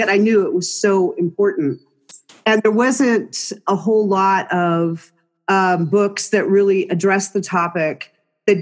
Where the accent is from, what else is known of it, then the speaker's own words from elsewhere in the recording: California, United States; now in Utah, United States; Born and raised in California